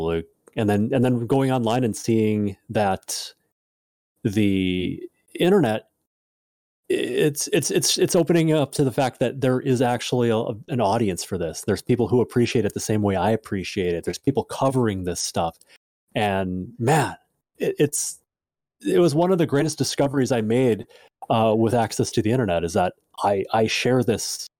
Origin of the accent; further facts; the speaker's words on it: Midwest, United States; born and raised Midwest